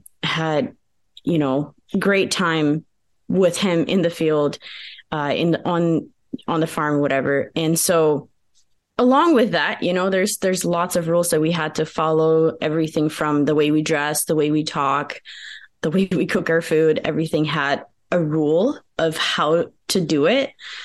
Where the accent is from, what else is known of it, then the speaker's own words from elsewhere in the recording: United States; first language Pennsylvania Dutch; English is a second language; And my native tongue is Pennsylvania Dutch, which is different than German.